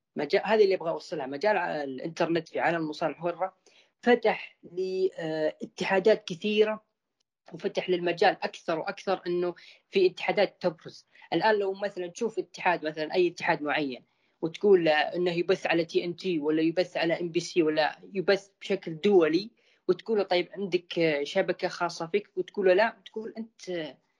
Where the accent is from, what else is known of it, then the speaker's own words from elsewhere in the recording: Saudi Arabia; عندنا في السعوديه